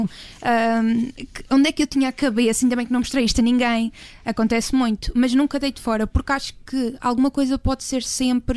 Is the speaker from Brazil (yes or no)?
no; Ponta do Sol, Madeira, Portugal; moved away; lá na minha terra natal, que é a Ponta de Sol